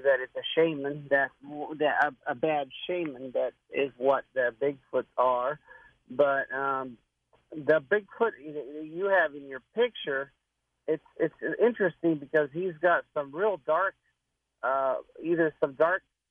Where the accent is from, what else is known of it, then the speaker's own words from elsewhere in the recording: Whidbey Island, Washington, United States; now in Florida, United States; I'm 62 years old, but I grew up in Washington